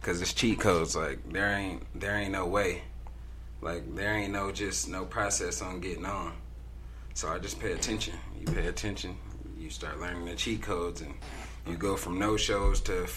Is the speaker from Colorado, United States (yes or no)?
yes; Denver, Colorado, United States; from Denver, Colorado, born and raised